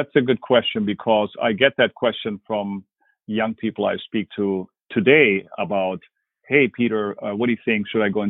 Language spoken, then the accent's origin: English; Quito, Pichincha, Ecuador; English is a second language; also born or lived in Berlin, Germany; So I'm originally from Germany. I was born in Berlin and then brought up in Ecuador in Quito.